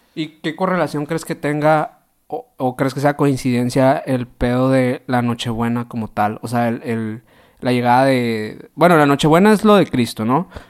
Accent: northern Mexico, Mexico

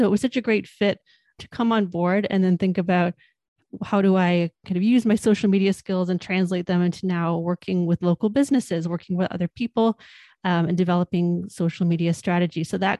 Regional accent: Hamilton, Ontario, Canada; Yeah, so I'm born and raised in Hamilton, lifelong Hamiltonian, grew up sort of in the towards the East End, went to high school here, went to McMaster following that, and always stayed in the city.

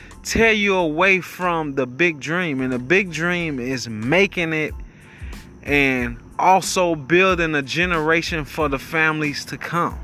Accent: United States; We are American

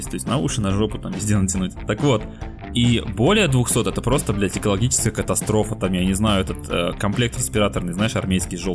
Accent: Siberia, Russia; мы сидели вчера в баре с друзьями, и мы из Сибири, а девочка у нас с Дальнего Востока

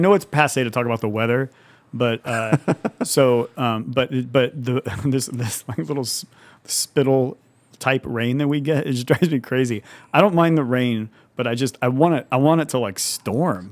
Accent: Madera, California, United States; moved away as an adult; also born or lived in Fresno, California; now in Livermore, United States; I'm from the Central Valley originally, from the Fresno Madera area. Um, actually grew up on, like, a small farm in Madera

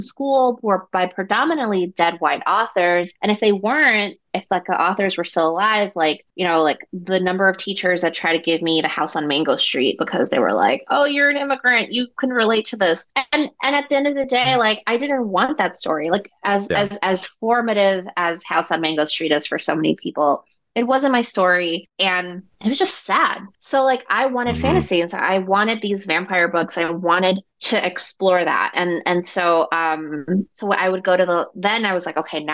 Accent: New York City, New York, United States; also born or lived in Ecuador; I grew up in Queens, New York. I was born in Ecuador, of course. And we immigrated when I was around six.

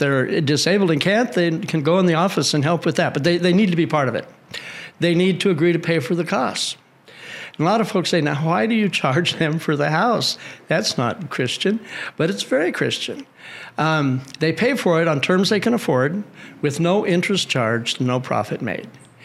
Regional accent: Colorado, United States; I'm from Colorado, actually.

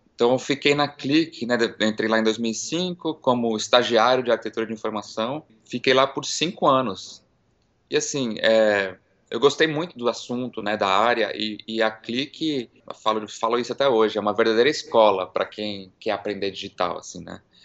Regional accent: São Paulo, Brazil; moved away as an adult; also born or lived in Miami / New York; now in San Francisco, United States; Eu nasci em São Paulo, fui criado lá e fiquei por lá até meus vinte e poucos anos.

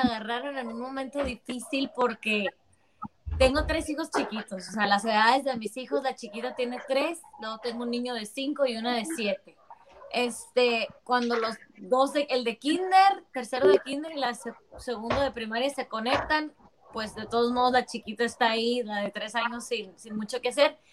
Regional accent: Mexicali, Baja California, Mexico; Yo soy la única que soy de Mexicali

